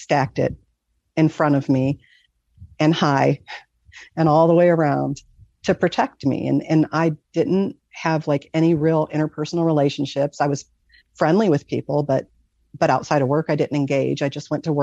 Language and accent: English; Michigan, United States; I grew up in Michigan. So, the lakes freeze over. We lived right by Lake Erie.